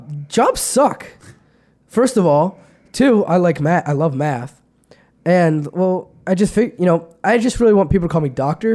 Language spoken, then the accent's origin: English; Pennsylvania, United States; I'm from Pennsylvania